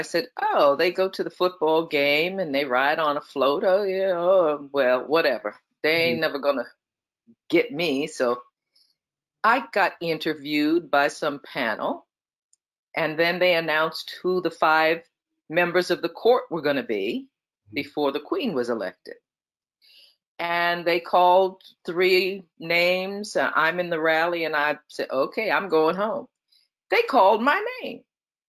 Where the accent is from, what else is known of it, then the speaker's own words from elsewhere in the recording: New York City, New York, United States; moved away as an adult; I'm from New York City, where I grew up with everybody from all over the world